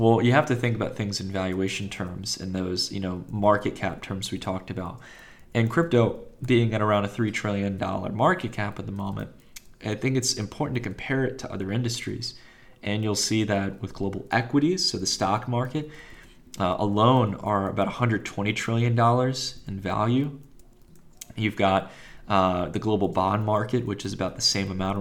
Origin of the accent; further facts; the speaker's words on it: Virginia, United States; moved away; also born or lived in Palo Alto, California; I'm originally from Virginia, but I spent some time in the Valley